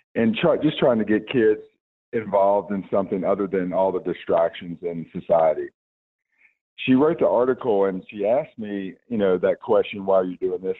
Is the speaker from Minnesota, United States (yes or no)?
no; Roanoke, Virginia, United States; also born or lived in Salem, Virginia; I am from a, uh, an area called Roanoke, Virginia